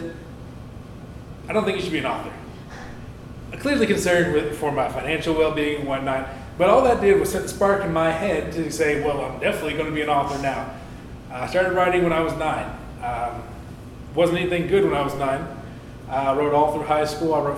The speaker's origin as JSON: {"language": "English", "town": "Dawson Springs", "region": "Kentucky", "country": "United States", "tie": "born or raised there", "also_born_or_lived": "Campbellsville, Kentucky / Cincinnati, Ohio / Owensboro, Kentucky", "said": "I was born and raised in Dawson Springs, Kentucky, a little bit away from Owensboro"}